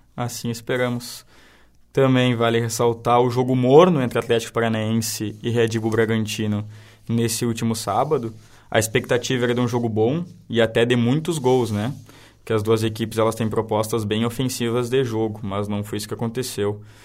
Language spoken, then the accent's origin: Portuguese; Santana do Livramento, Rio Grande do Sul, Brazil; Eu sou de Santo Livramento